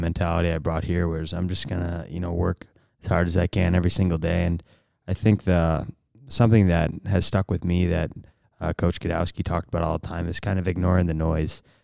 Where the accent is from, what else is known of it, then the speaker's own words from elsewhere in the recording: St. Louis, Missouri, United States; I'm from Saint Louis